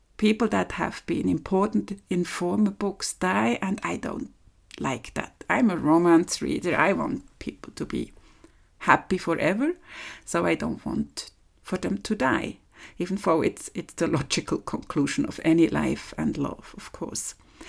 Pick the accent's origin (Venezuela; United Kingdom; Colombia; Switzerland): Switzerland; English is a second language; this is the fourth episode of my podcast.